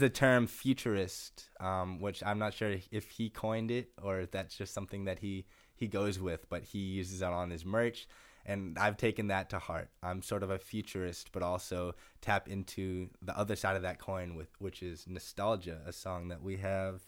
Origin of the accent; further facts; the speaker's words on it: Gloucester, Massachusetts, United States; moved away as an adult; also born or lived in Amherst, Massachusetts / Greenfield, Massachusetts / Brattleboro, Vermont; now in Western Massachusetts, United States; I grew up in Gloucester, Massachusetts, um, and lived there for 18 years until I went to college at UMass Amherst.